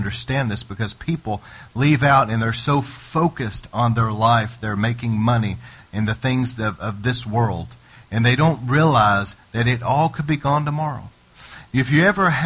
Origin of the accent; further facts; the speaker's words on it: United States; me as an American citizen